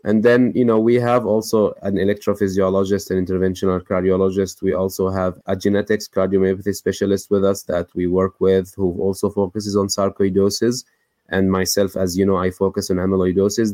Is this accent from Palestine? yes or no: yes; West Bank, Palestine; moved away as an adult; now in United States; I grew up in the West Bank, Palestine, and then I went to medical school, then immediately after moved to the United States